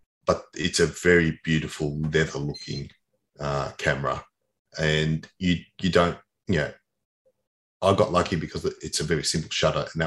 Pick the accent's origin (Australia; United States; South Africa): Australia; I grew up in Australia.